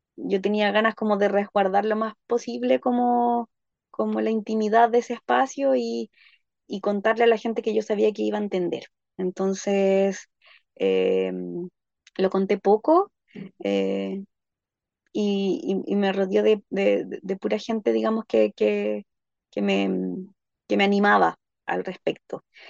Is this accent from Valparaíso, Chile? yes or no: no; Santiago, Santiago Metropolitan Region, Chile; moved away as an adult; now in Panguipulli, Chile; yo soy oriunda de Santiago de Chile